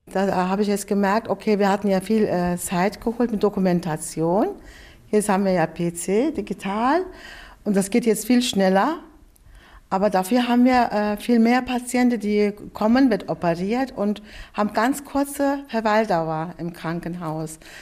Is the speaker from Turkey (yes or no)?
yes; Turkey; now in Germany; Ich komme aus der Türkei